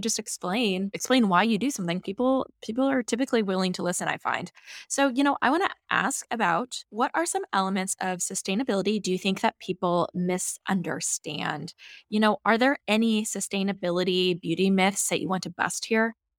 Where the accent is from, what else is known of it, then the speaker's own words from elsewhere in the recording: Nebraska, United States; I grew up with beekeepers on my property growing up in Nebraska